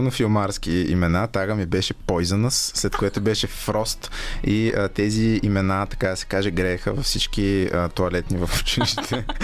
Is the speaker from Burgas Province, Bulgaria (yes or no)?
no; Sofia, Sofia City, Bulgaria; also born or lived in Razsadnika-Konyovitsa, Sofia / Mladost, Sofia; и съм отраснал в обща купа